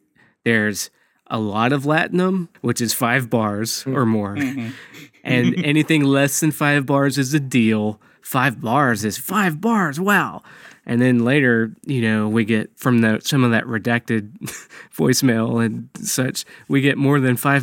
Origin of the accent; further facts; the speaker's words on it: Brooklyn, New York, United States; now in Florida, United States; I'm actually here from Brooklyn.